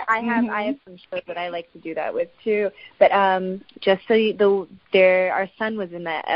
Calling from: Nashville, Tennessee, United States; I am in Nashville, Tennessee.

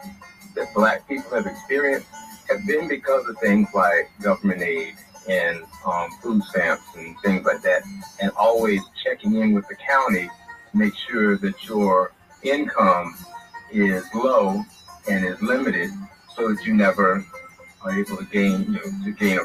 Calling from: Beaufort, South Carolina, United States; from Buford, South Carolina.

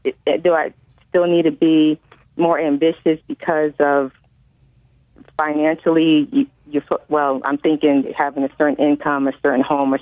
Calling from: New Haven, Connecticut, United States; I'm calling from New Haven, Connecticut.

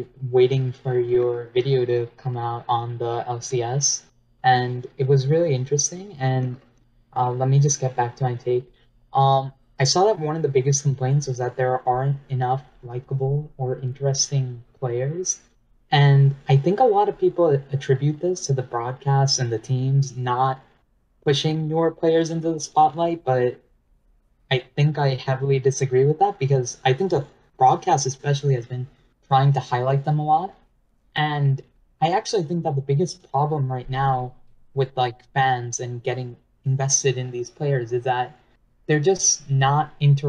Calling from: New York, United States; I'm calling from New York, New York.

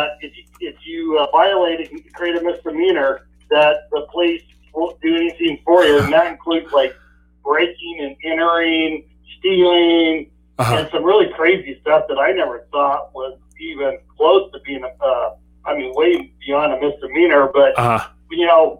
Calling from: Idaho, United States; Yeah, … in Idaho.

